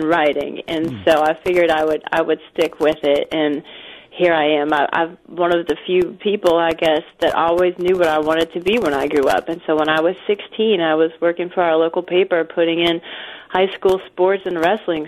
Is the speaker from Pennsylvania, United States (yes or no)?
yes; northeastern Pennsylvania, United States; I grew up in northeastern Pennsylvania